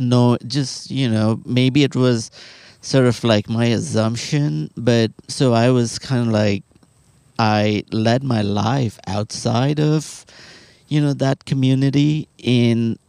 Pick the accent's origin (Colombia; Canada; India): India; Kolkata, West Bengal; moved away as an adult; now in Austin, United States; my hometown is, Calcutta